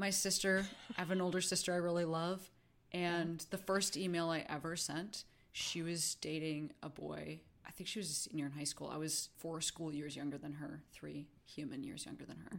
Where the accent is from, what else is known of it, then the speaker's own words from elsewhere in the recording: Chicago, Illinois, United States; moved away; also born or lived in Vancouver; I'm from Chicago